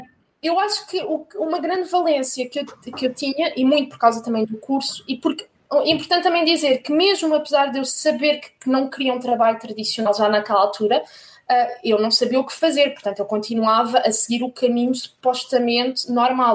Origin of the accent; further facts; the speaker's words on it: Corroios, Setúbal, Portugal; moved away as an adult; also born or lived in France / Paris, France / Germany; cresci na margem sul do Tejo, sou de Corroios, na margem sul